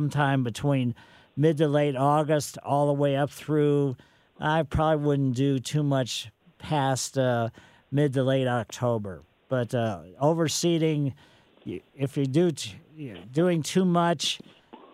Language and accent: English; Ellisville, Missouri, United States; growing up in Ellisville, had quite a fun time with the beagles in our yard